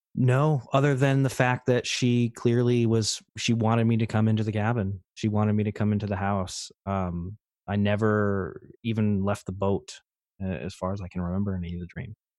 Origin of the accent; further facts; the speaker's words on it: Troy, Pennsylvania, United States; I grew up in northeastern Pennsylvania, little town named Troy